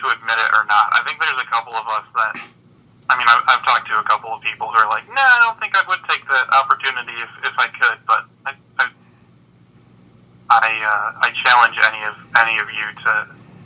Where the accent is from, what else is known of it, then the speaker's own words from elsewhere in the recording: Kentwood, Michigan, United States; also born or lived in Grand Rapids, Michigan; I was born in Kentwood, went to East Kentwood High School, went to Grand Valley University, and now live outside of downtown.